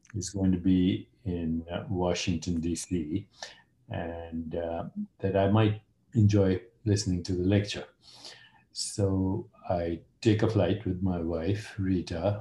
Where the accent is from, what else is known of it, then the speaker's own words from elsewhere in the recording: India; moved away; I'm Indian